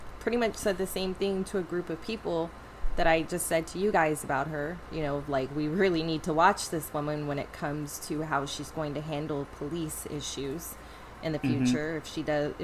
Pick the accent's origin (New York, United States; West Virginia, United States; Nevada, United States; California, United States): California, United States; Northern; I'm from Northern California